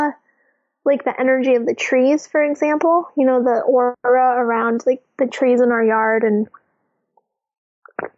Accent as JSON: {"language": "English", "region": "New England", "country": "United States", "tie": "born or raised there", "said": "I grew up in New England"}